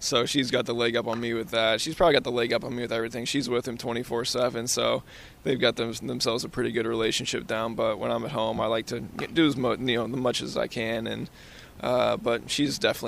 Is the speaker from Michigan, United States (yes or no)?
no; St. Louis, Missouri, United States; I grew up in St. Louis as well